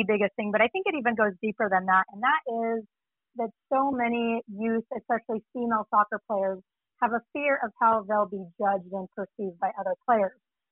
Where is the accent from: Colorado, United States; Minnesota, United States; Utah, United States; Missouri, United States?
Utah, United States; also born or lived in Virginia; my hometown of Utah State